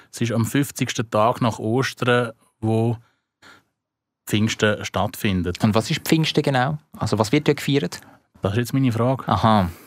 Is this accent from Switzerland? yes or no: yes; Switzerland; Aber nicht da bei uns in der Schweiz.